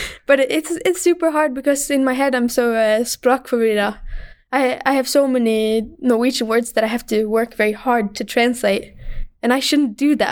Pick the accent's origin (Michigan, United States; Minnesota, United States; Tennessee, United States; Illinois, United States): Michigan, United States; moved away; we're from Michigan